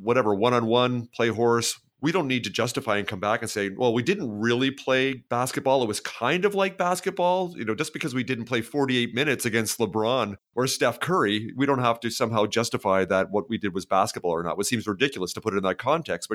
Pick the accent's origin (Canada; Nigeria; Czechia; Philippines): Canada; also born or lived in British Columbia; myself being Canadian